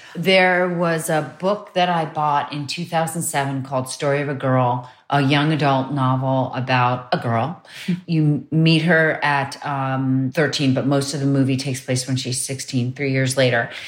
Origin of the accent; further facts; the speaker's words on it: New York, United States; also born or lived in Croton-on-Hudson; I grew up mostly in Manhattan